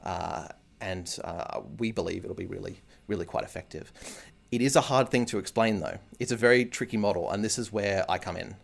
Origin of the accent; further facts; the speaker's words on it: Canberra, Australian Capital Territory, Australia; growing up in Canberra.